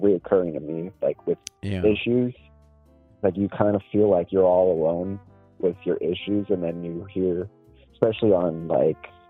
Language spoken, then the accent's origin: English; Florida, United States; also born or lived in Mexico; my home state, Florida, and then my home country, Mexico